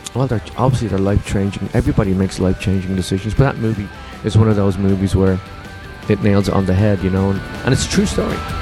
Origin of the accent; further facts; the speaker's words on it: Ireland; moved away; also born or lived in London; we grew up together in Ireland, and I moved to London